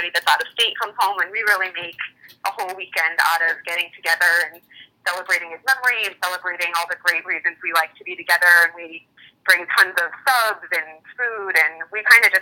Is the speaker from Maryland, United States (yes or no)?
no; Connecticut, United States; moved away; I'm from Connecticut originally